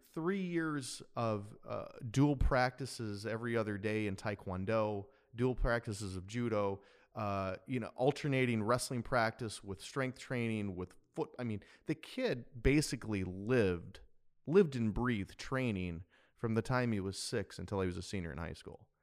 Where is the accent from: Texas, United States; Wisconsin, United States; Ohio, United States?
Wisconsin, United States; now in San Diego, United States; growing up in Wisconsin, uh, I, I had just the best loving mother